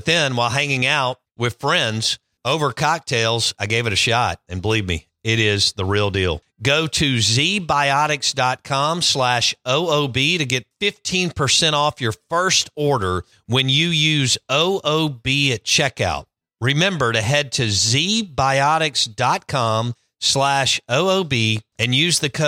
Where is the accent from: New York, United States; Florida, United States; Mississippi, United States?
Mississippi, United States; Jackson; I grew up on Pinehurst, half a mile from here